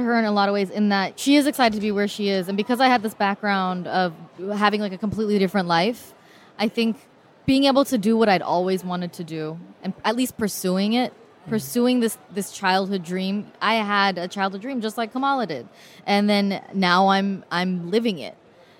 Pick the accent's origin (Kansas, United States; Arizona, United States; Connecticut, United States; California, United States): California, United States; Oakland; I grew up in Oakland.